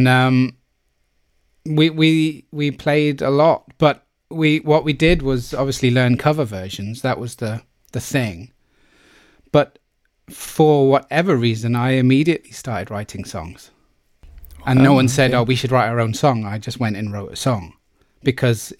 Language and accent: English; Plymouth, South West England, United Kingdom; I was from Plymouth and people from Plymouth don't do those things